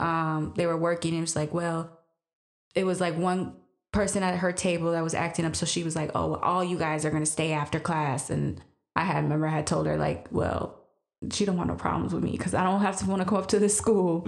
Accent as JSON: {"language": "English", "town": "Green Bay", "region": "Wisconsin", "country": "United States", "tie": "born or raised there", "said": "growing up in Green Bay for me was when I was growing up, mostly you saw what in school was just white"}